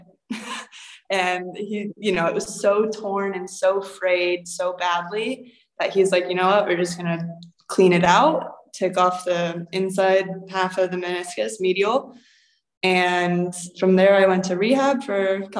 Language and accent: English; Akron, Ohio, United States; moved away as an adult; now in Cyprus; I'm from Akron area